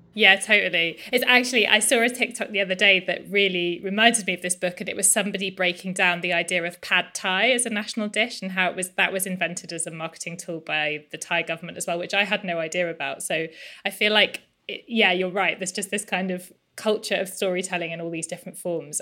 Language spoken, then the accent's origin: English; England, United Kingdom; I'm English